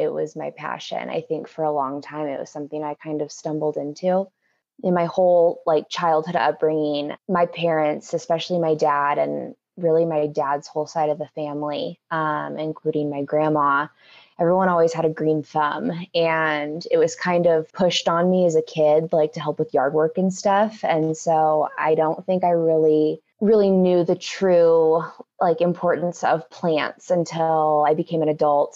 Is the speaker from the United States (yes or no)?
yes; Albany, Oregon, United States; moved away as an adult; also born or lived in Eugene, Oregon / Portland, Oregon; now in Denver, United States; I was born and raised in Albany, Oregon